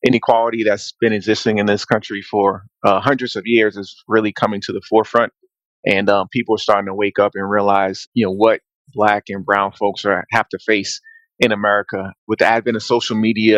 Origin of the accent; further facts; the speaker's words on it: Boston, Massachusetts, United States; also born or lived in South Carolina; I'm from South Carolina originally. Grew up in Boston, Massachusetts